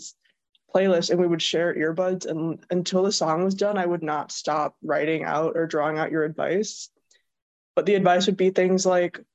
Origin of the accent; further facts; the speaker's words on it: Rockford, Illinois, United States; moved away as an adult; now in Milwaukee, United States; I'm from Rockford, Illinois, so it's kind of like an equilateral triangle between like Chicago and Milwaukee